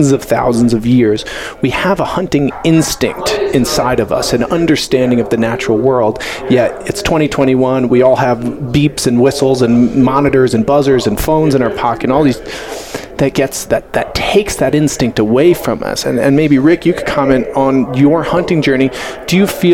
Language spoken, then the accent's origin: English; Long Island, New York, United States; moved away as an adult; now in Colorado, United States; so I grew up in Long Island and my parents live on the water on the North Shore.